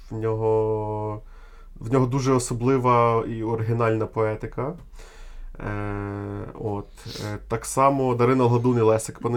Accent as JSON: {"language": "Ukrainian", "country": "Ukraine", "said": "Я з України"}